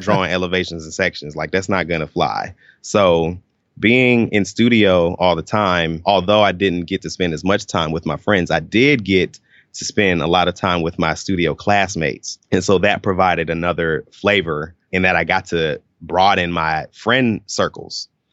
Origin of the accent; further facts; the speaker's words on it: Atlanta, Georgia, United States; I grew up in the Atlanta area, uh, in Stone Mountain, Lithonia.